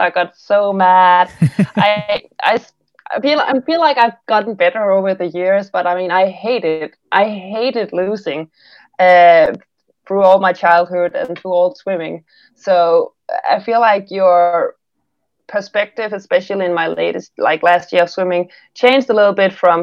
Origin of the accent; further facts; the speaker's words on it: Denmark; I'm from a very small town here in Denmark